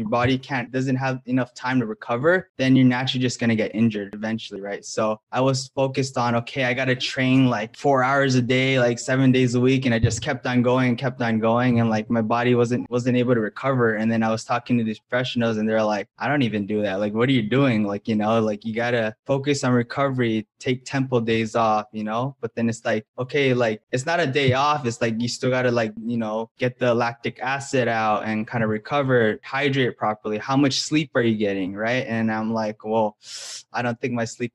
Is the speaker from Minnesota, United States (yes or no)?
no; Hawaii, United States; moved away; I'm originally from Hawaii